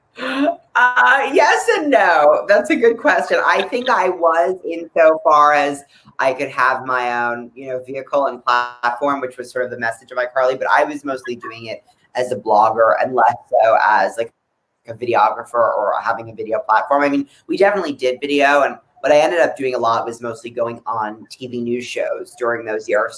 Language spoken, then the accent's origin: English; Palm Beach, South Florida, United States; I was growing up in South Florida